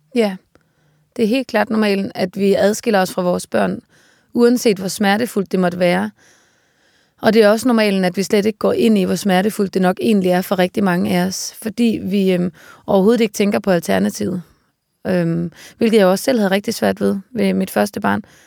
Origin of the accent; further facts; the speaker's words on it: Aarhus, Central Denmark Region, Denmark; also born or lived in Copenhagen; now in Svendborg, Denmark; omkring Aarhus, hvor jeg voksede op